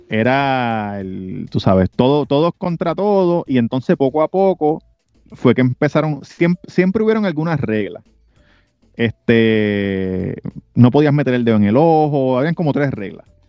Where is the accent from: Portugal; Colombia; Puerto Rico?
Puerto Rico; yo soy puertorriqueño